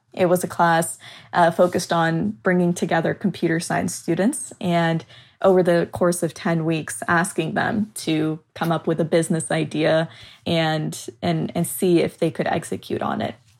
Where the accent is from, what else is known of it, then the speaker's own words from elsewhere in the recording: Southern California, United States; moved away as an adult; also born or lived in Chicago; I moved from my hometown in Southern California to attend school in the city of Chicago